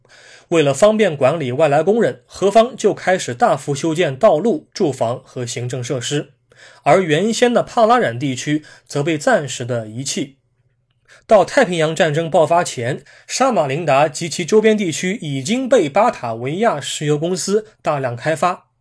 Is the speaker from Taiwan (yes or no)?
no; China; 我们中国人平时经常喜欢说